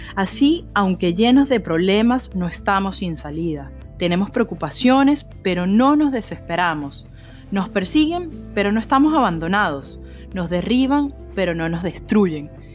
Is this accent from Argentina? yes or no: no; Venezuela; como buena venezolana